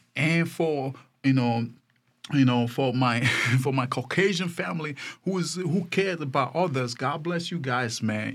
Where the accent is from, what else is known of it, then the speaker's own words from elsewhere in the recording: Nigeria; moved away; I came from Nigeria